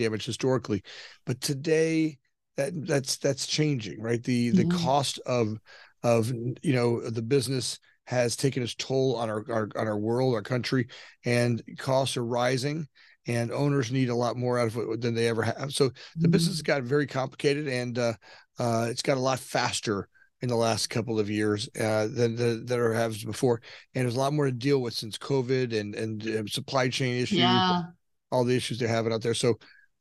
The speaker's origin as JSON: {"language": "English", "region": "Southern Florida", "country": "United States", "tie": "born or raised there", "moved": "as an adult", "lives_now": "Chicago, United States", "said": "I grew up down in Southern Florida"}